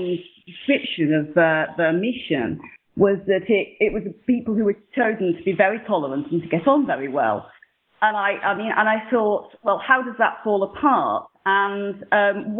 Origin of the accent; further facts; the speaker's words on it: United Kingdom; also born or lived in South London; And I'm British, and I live in the south of London